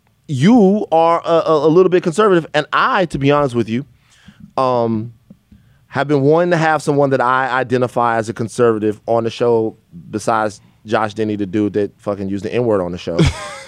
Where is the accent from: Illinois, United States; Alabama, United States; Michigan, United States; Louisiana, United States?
Louisiana, United States; Baton Rouge; Yeah, BR. Baton Rouge. So, you know, I definitely grew up in a community where there's some conservative views